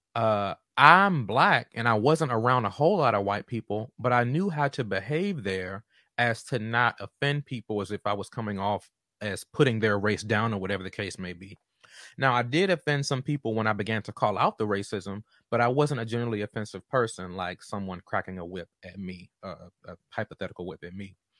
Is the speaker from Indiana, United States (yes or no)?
no; Washington, District of Columbia, United States; moved away as an adult; also born or lived in North Carolina; I'm from Chocolate City, Southeast Washington, D C, um, and was typically in majority black spaces growing up before I went to college